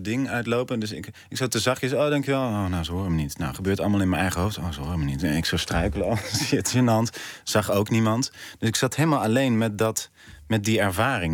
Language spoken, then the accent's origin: Dutch; North Brabant, Netherlands; now in Amsterdam, Netherlands; Ik kom uit Brabant